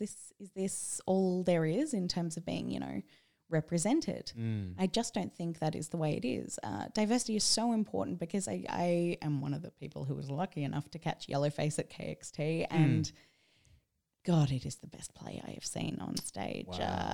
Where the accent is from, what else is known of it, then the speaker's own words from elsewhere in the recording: Sydney, New South Wales, Australia; From a young age, I grew up in Sydney's Bible Belt